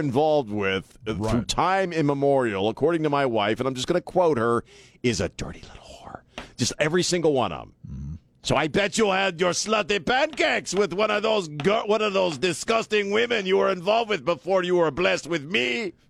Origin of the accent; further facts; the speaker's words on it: New Jersey, United States; in my early 20s, again, born and raised in South Jersey.